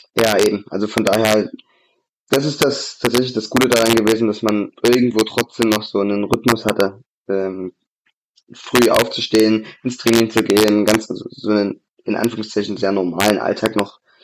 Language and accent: German; Vogtland, Saxony, Germany; ich bin ja, ich bin ja Vogtländer, Gebürtiger